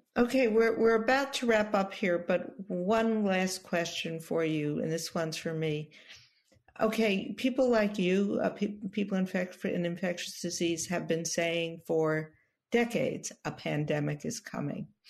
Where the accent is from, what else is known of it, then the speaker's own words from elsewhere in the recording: New York City, New York, United States; former health commissioner of the city of New York, my hometown